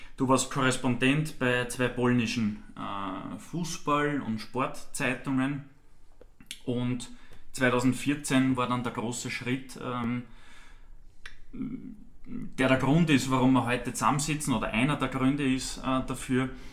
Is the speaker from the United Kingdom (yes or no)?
no; near Untersiebenbrunn, Lower Austria, Austria; Also ich bin direkt neben Untersimbrunn aufgewachsen